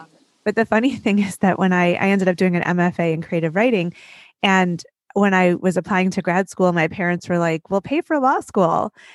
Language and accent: English; Detroit, Michigan, United States; my hometown of Detroit